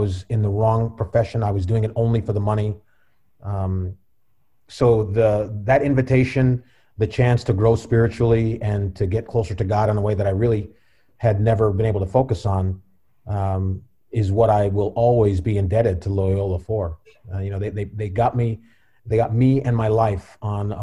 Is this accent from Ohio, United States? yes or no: yes; Cleveland Heights, Ohio, United States; also born or lived in Washington, D.C. / Los Angeles; I'm originally from Cleveland Heights